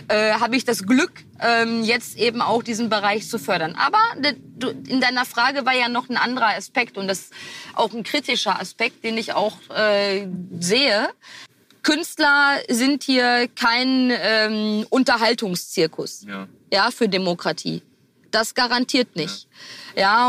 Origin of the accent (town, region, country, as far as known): Herne, North Rhine-Westphalia, Germany; born or raised there